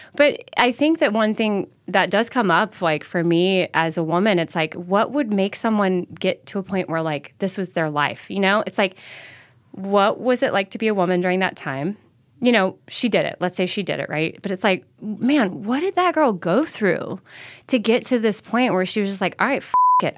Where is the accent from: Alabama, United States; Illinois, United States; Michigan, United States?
Alabama, United States; Mobile; moved away as an adult; also born or lived in Idaho; I grew up in Mobile, Alabama, like, this, mo, you know, southernmost part of the state